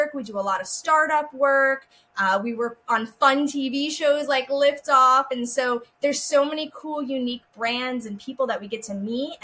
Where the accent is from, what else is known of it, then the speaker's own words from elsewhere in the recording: New Jersey, United States; I grew up in New Jersey